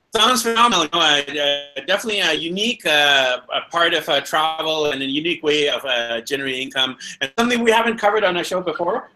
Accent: Vancouver, British Columbia, Canada; also born or lived in London, England; now in Quito, Ecuador; I'm from Vancouver, BC, and uh, I've lived in London, England, and now I'm here in Quito, Ecuador

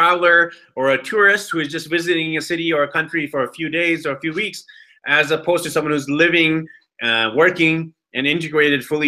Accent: Vancouver, British Columbia, Canada; moved away; I'm from Vancouver, BC, Canada

